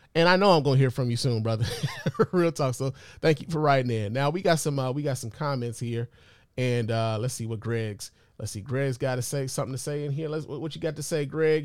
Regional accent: Detroit, Michigan, United States; also born or lived in Chicago; I'm a Chicago nigga by birth, but I was raised in Detroit

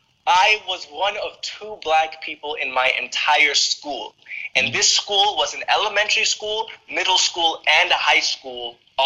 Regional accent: United States; my experience growing up in America as a black young man.

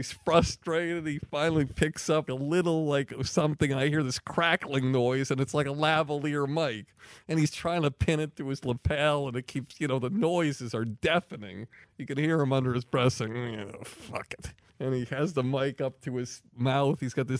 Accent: Longmeadow, Massachusetts, United States; I was from Longmeadow, Massachusetts.

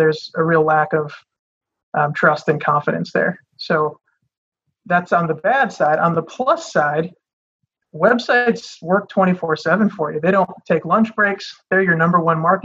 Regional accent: Michigan, United States; I'm born and raised in Michigan

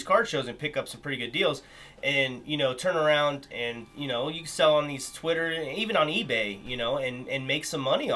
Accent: Cleveland, Ohio, United States; I grew up in the Cleveland area

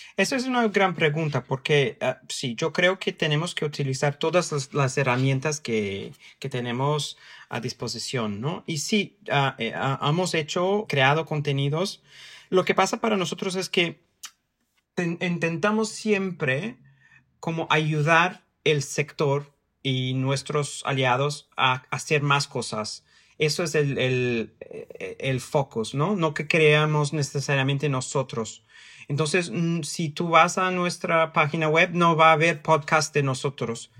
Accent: São Paulo, Brazil; Spanish is a second language; moved away as an adult; also born or lived in Mexico; now in London, United Kingdom; Yo, yo nací, crecí en San Paulo, vivo aquí en Londres y he vivido en, en México

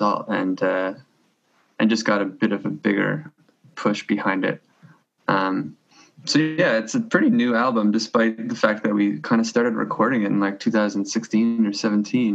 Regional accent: Toronto, Ontario, Canada; we're from Toronto, Canada

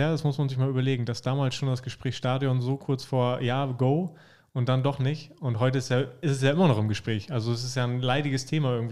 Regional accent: Oldenburg, Lower Saxony, Germany; Als Oldenburger ist es einfach so.

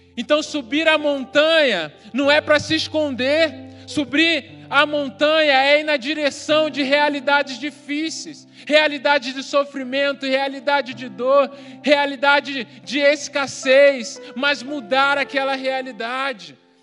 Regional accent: Rio de Janeiro, Brazil; eu cresci num bairro no Rio de Janeiro que não era muito urbanizado na época

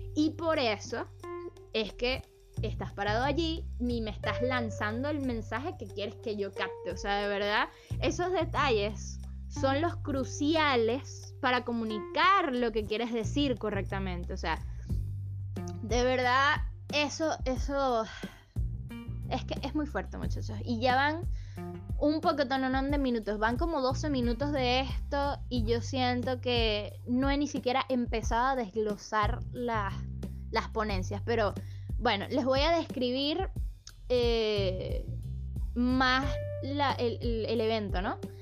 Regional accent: Caracas, Capital District, Venezuela; en mi país, en Caracas

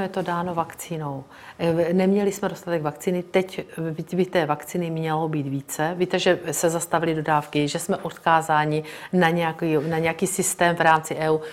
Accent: Brno, South Moravian Region, Czechia; Já jsem z Brna, narodila jsem se tam, strávila jsem tam celý život

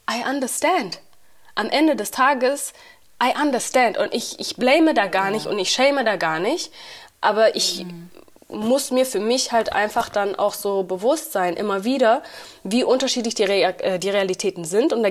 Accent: Uganda; also born or lived in Rwanda; now in Berlin, Germany; ich komme aus Ruanda und ich komme aus Uganda. So, ich bin

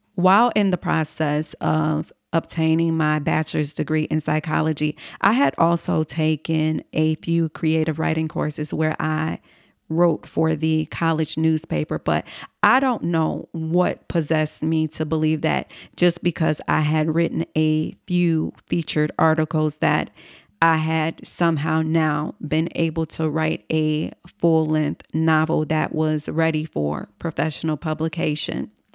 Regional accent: Chicago, Illinois, United States; moved away as an adult; also born or lived in New York City; my hometown in Chicago, Illinois

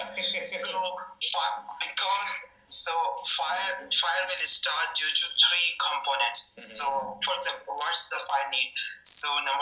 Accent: Pakistan; English is a second language; moved away as an adult; now in Belgium; I'm from Pakistan, but now I live in Belgium.

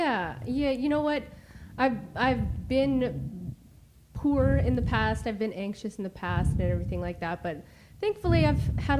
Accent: Saskatchewan, Canada; now in British Columbia, Canada; I'm from Saskatchewan, too.

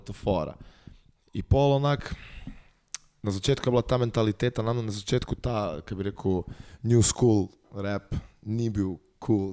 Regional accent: Bela krajina, Slovenia; Mi nismo dolenska, mi smo bila krajna

